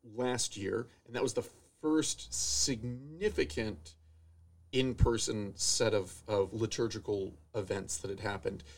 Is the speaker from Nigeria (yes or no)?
no; Florida, United States; moved away as an adult; also born or lived in Connecticut / Nashville, Tennessee; now in Oshkosh, United States; I grew up in Florida